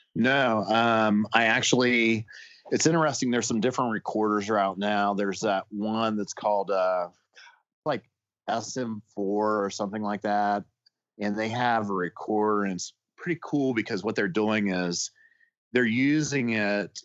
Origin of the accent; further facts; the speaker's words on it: Ohio, United States; now in West Virginia, United States; I grew up in Ohio and I came to West Virginia